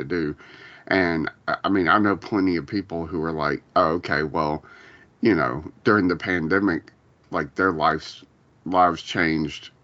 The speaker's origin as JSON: {"language": "English", "town": "Columbus", "region": "Ohio", "country": "United States", "tie": "born or raised there", "said": "when I moved from there back to Columbus, my hometown"}